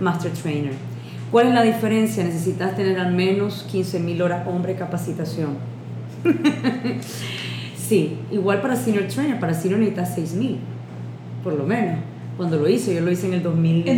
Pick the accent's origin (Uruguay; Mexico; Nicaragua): Nicaragua; ¿y de dónde soy de Nicaragua?